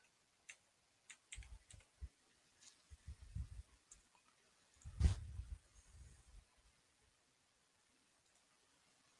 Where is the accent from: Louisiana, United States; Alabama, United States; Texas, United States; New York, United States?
New York, United States; Rochester; moved away as an adult; now in North Carolina, United States; I'm from Rochester. I went to Gates Chandler High School on the west side.